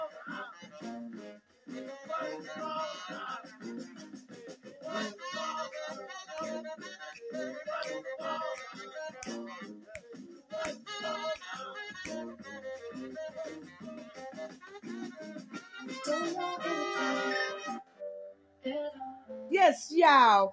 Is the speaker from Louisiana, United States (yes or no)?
yes; New Orleans, Louisiana, United States; now in Hattiesburg, United States; I'm from New Orleans